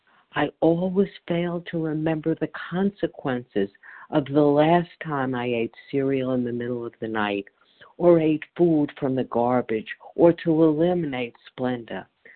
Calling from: Chile, New Jersey, United States; I'm calling from Chile, New Jersey.

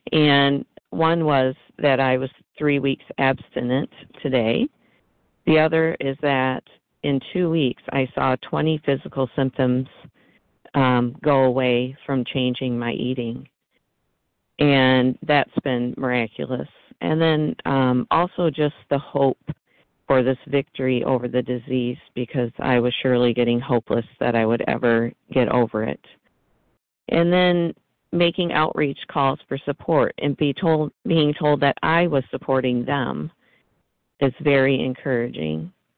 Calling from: Michigan, United States; I'm a compulsive eater from Michigan, and this is my first time sharing.

